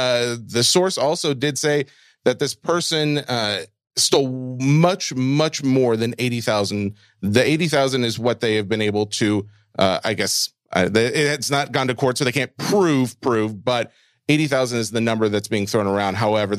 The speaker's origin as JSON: {"language": "English", "town": "Boston", "region": "Massachusetts", "country": "United States", "said": "I'm from Boston."}